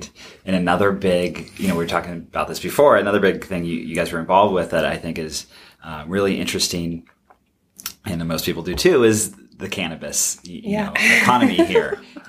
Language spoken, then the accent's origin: English; Grants Pass, Oregon, United States; My hometown.